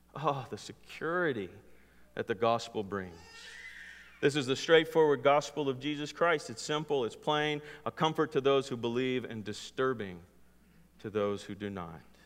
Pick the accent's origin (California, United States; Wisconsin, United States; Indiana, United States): California, United States; growing up in California